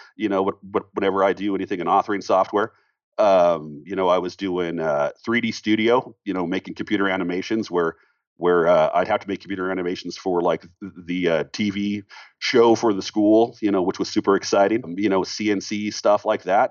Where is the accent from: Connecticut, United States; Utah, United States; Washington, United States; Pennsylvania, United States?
Washington, United States; Seattle; now in Colorado, United States; I'm out here in Colorado as well. I'm from Seattle originally